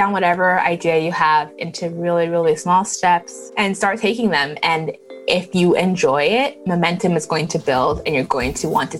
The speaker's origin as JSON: {"language": "English", "country": "Canada", "tie": "born or raised there", "also_born_or_lived": "Lagos, Nigeria", "said": "So I was born in Nigeria in Lagos and left when I was pretty young. We moved to Canada. And while in Canada, we moved around to different cities."}